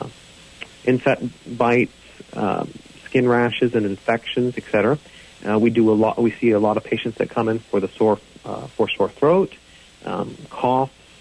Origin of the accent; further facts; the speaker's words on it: North Carolina, United States; we are from North Carolina